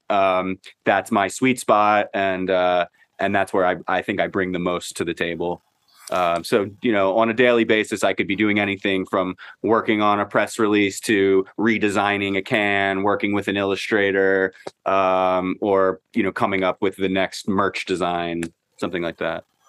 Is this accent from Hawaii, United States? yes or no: no; Baltimore, Maryland, United States; I am me from Baltimore